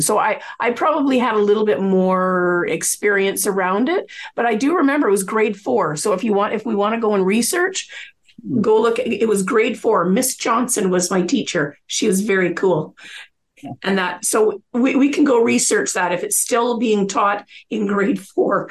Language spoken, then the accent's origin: English; Coquitlam, British Columbia, Canada; I grew up in Coquitlam